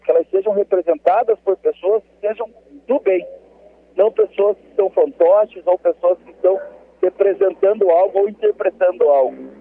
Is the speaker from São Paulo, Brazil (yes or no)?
no; Ponta Grossa, Paraná, Brazil; eu sou natural de Ponta Grossa, tenho 34 anos